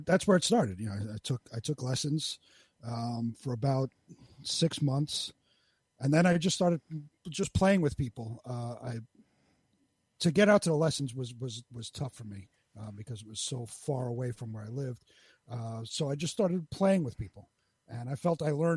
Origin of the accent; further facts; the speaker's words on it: New York City, New York, United States; I'm born and bred in Queens, New York. Never moved out anywhere, stayed in basically the same neighborhood my whole